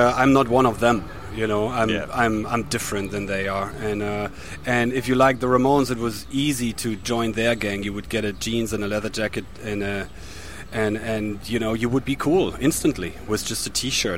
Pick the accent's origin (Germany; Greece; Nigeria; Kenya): Germany; my hometown